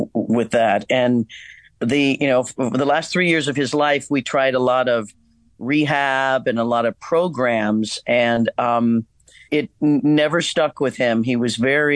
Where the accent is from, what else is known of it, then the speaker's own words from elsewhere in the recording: Kansas, United States; moved away; also born or lived in Hollywood; my growing up in Kansas